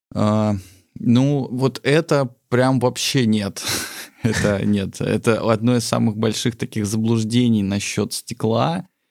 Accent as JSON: {"language": "Russian", "town": "Sochi", "region": "Krasnodar Krai", "country": "Russia", "tie": "born or raised there", "also_born_or_lived": "Tbilisi, Georgia", "moved": "yes", "said": "я родился в Тбилиси, а э, частично вырос в Сочи"}